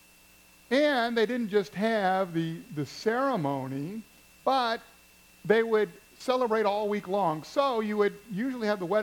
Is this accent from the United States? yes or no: yes; Missouri, United States; Where I grew up in Missouri